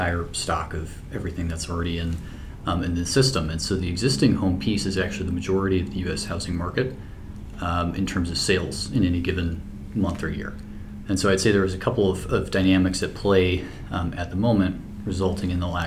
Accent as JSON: {"language": "English", "town": "St. Louis", "region": "Missouri", "country": "United States", "tie": "born or raised there", "also_born_or_lived": "New York / Canada", "said": "I was in St. Louis, which is my hometown"}